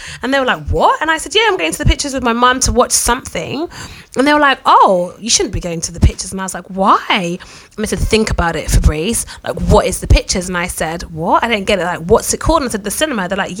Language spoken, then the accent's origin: English; Jamaica; So you know, like, obviously I'm Jamaican, and you know, I think we had this conversation before, Angela.